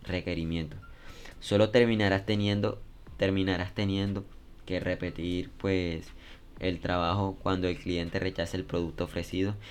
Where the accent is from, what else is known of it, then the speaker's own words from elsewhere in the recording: Colombia; en mi país Colombia